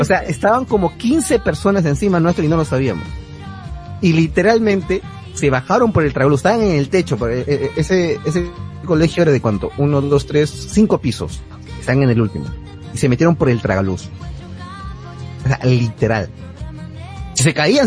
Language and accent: Spanish; Peru; O sea, somos peruanos